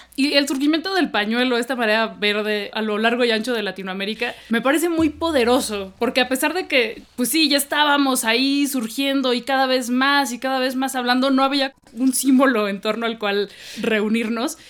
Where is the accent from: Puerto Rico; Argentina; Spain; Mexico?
Mexico; Mexico City; aquí somos chilangas horribles